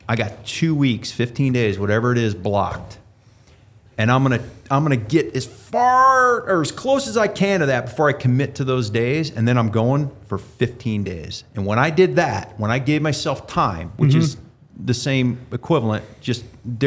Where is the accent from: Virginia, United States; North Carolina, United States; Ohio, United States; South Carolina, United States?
Ohio, United States; moved away; I grew up in Ohio